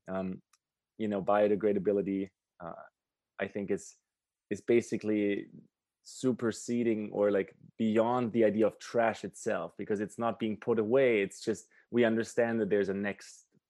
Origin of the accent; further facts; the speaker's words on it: Germany; now in Canada; I grew up in Germany and I live in Canada